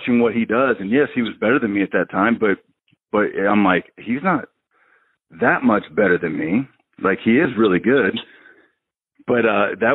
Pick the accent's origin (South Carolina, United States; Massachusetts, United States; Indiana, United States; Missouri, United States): Indiana, United States; moved away as an adult; back home in Indiana